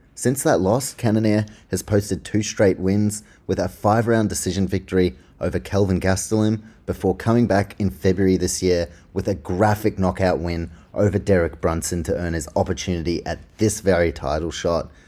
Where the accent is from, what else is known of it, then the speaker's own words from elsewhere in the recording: Auckland, New Zealand; I'm from Auckland, New Zealand